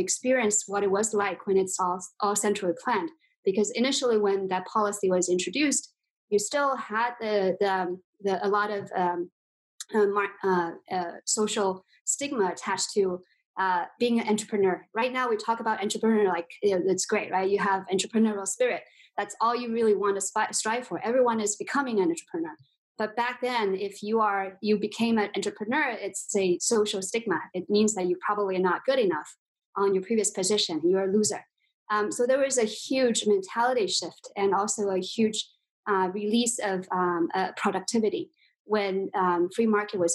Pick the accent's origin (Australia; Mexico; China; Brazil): China; southern part of China, a small town close to Shanghai, southern China; So I was actually born in China. I grew up in China, in the southern part of China, a small town close to Shanghai